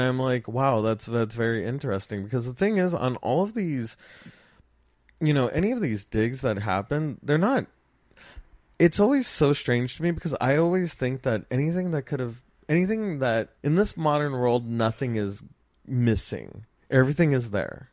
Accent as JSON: {"language": "English", "town": "Los Angeles", "region": "California", "country": "United States", "tie": "born or raised there", "said": "I grew up in Los Angeles"}